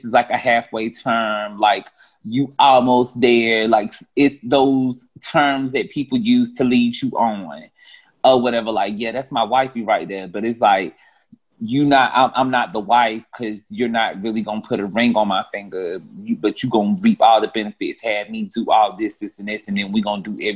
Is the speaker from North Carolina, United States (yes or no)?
yes; North Carolina, United States; now in Atlanta, United States; I'm from the nice southern town of North Carolina, but I reside in Atlanta at the moment